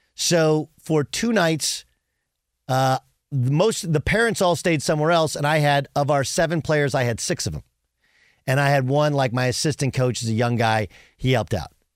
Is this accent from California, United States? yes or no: yes; Southern California, United States; growing up in Southern California